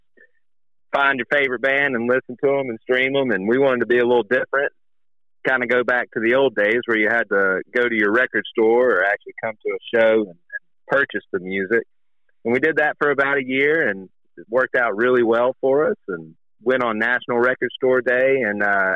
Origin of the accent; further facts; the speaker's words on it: Mississippi, United States; growing up in Mississippi